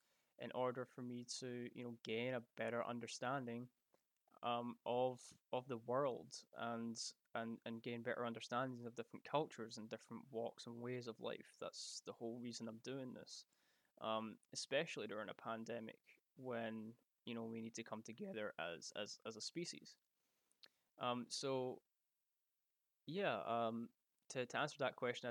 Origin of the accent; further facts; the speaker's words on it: Scotland, United Kingdom; because I'm Scottish